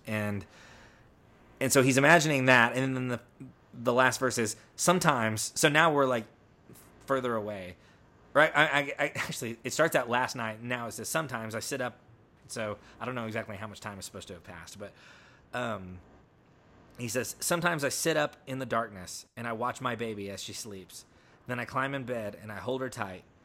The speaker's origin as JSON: {"language": "English", "country": "United States", "tie": "born or raised there", "said": "I grew up near Route sixty-six"}